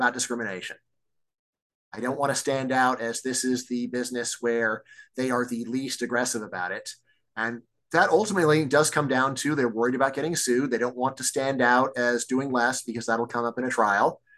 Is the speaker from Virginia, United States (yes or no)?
yes; Virginia, United States; also born or lived in Texas; my home state of Virginia